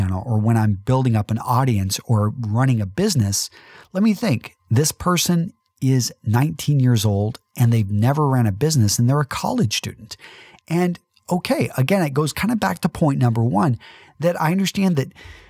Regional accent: Midland, Texas, United States; For some of you that know that I'm a conservative from Midland, Texas

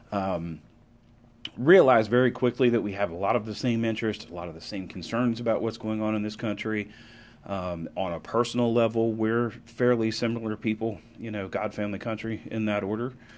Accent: United States; as an American

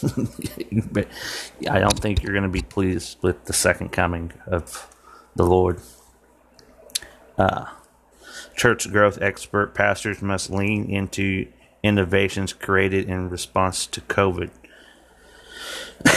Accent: Martinsville, Indiana, United States; here in my hometown of Martinsville, Indiana

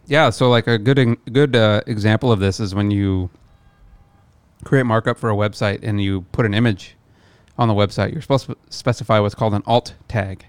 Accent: near Omaha, Midwest, United States; moved away; land in Omaha, drive back to my hometown

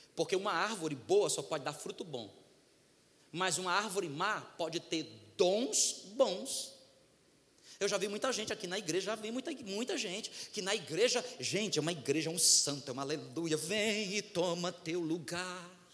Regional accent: Northeast Region, Brazil; Sou do Nordeste

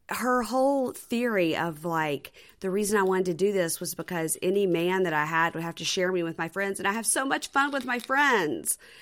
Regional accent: Jackson, Mississippi, United States; I'm from Jackson, Mississippi

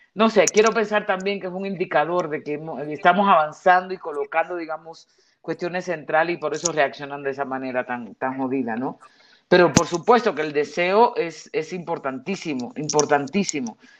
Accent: Dominican Republic; moved away; dos caribeñas dominicanas seamos

